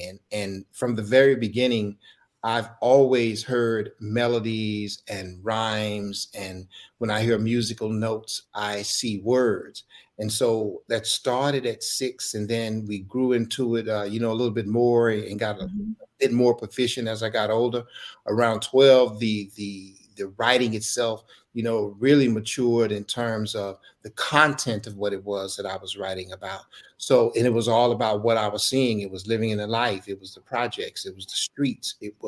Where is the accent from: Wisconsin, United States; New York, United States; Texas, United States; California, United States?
Texas, United States; Dallas; Dallas born and raised